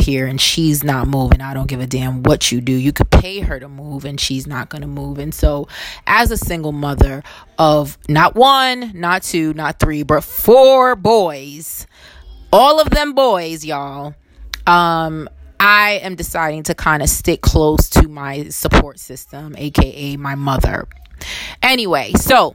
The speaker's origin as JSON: {"language": "English", "town": "New York City", "region": "New York", "country": "United States", "tie": "born or raised there", "said": "I was born in Brooklyn, New York. And while I didn't choose to be born here, I have chosen through my different whatever to kind of stay here."}